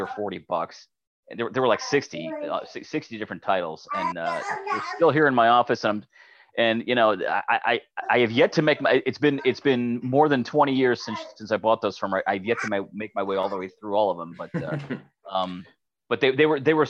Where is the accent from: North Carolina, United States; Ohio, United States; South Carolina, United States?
Ohio, United States; Cleveland; I'm from Cleveland, Ohio